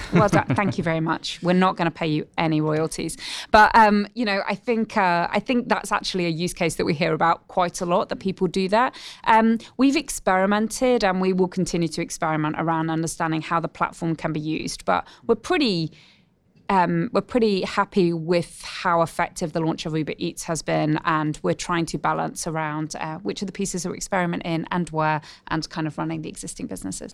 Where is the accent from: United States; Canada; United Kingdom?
United Kingdom; moved away as an adult; also born or lived in Oxford; now in Australia; as a Brit